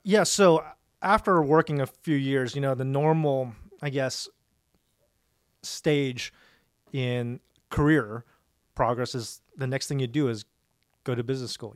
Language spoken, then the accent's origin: English; Dallas, Texas, United States; I was born in Dallas, born and raised in Dallas at uh, Presbyterian Hospital on Walnut Hill.